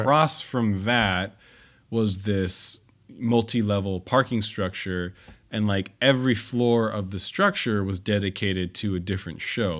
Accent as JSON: {"language": "English", "region": "Southern California", "country": "United States", "tie": "born or raised there", "said": "I grew up in Southern California. Disneyland was, you know, more or less in my backyard growing up"}